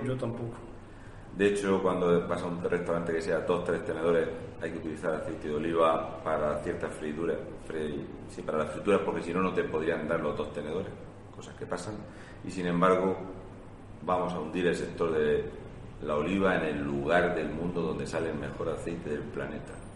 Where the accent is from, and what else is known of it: Spain